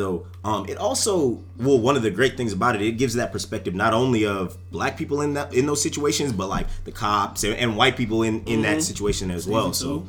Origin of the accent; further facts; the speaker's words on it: Atlanta, Georgia, United States; we are from Atlanta